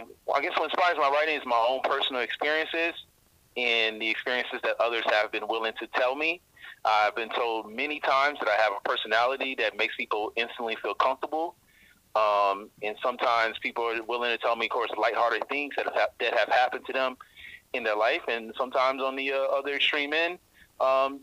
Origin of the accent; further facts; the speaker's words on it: Georgia, United States; moved away as an adult; also born or lived in Indiana; now in Washington, D.C., United States; So I'm originally from Georgia. I was born in Indiana, actually raised in Georgia, a southern boy. Then moved to Washington, D.C. in 2007.